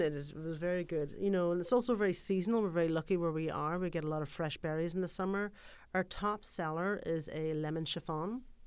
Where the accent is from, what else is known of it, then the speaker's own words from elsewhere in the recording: Ireland; moved away; If you're from Ireland, for example, where I'm from